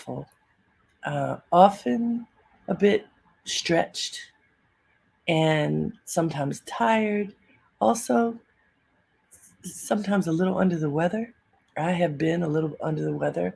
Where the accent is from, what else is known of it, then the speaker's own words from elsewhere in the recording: Baltimore, Maryland, United States; growing up in Baltimore with my family